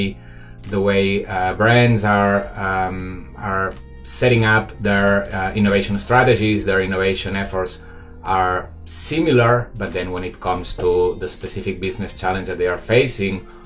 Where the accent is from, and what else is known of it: Barcelona, Catalonia, Spain; moved away as an adult; now in Shanghai, China